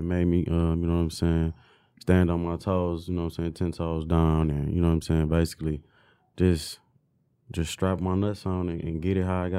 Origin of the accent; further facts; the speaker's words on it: Detroit, Michigan, United States; Yeah, I'm from Detroit. I'm from Joy Road, man. Joy Road and Hartwell.